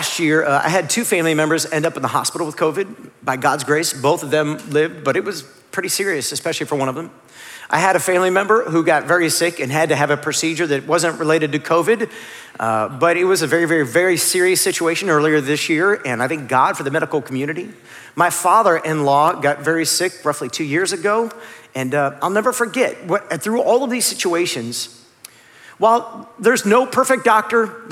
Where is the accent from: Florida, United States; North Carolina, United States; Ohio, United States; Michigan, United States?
Ohio, United States; Northeast; I grew up in Northeast Ohio